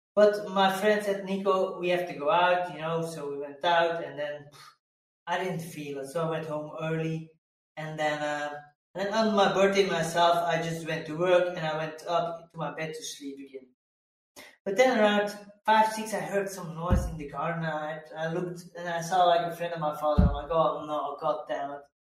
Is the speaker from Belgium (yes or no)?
yes; Belgium; I come from Belgium